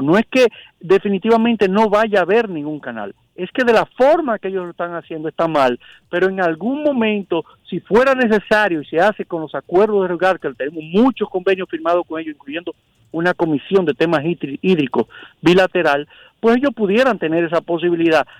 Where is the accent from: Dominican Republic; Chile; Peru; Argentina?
Dominican Republic; nosotros como dominicanos